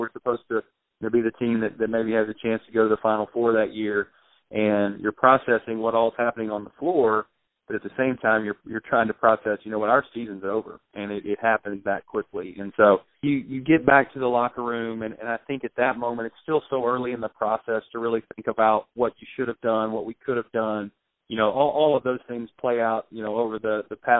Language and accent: English; Arkansas, United States; I'm from Arkansas